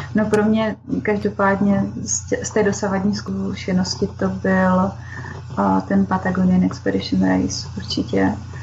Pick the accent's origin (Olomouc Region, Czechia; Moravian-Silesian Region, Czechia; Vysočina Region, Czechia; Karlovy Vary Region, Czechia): Olomouc Region, Czechia; Šumperk; jsem ze Šumperka